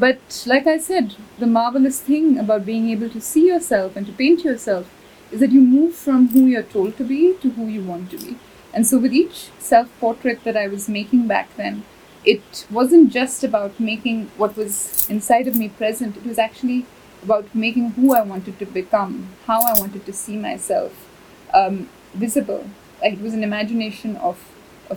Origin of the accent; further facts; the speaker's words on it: India; growing up in India, 13, 14 years old